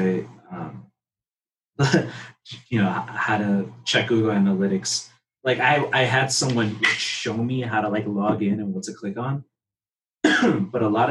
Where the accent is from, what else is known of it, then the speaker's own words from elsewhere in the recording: Chicago, Illinois, United States; I'm from Pilsen. So there's a huge like art community here